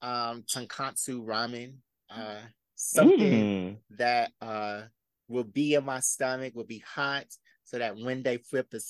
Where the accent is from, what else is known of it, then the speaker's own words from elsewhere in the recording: College Park, United States; I was raised in College Park.